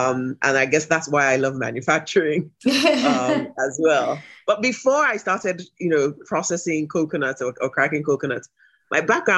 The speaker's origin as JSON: {"language": "English", "town": "Ibadan", "region": "Oyo", "country": "Nigeria", "tie": "born or raised there", "lives_now": "Lagos, Nigeria", "said": "I grew up in Ibadan, which is the city where I am right at this moment."}